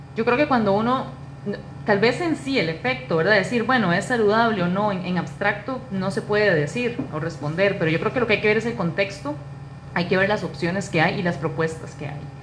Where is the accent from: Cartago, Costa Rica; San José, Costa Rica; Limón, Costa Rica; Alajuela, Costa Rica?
Alajuela, Costa Rica; Naranjo; es una naranjeña, eh, soy vecina de San Juan de Naranjo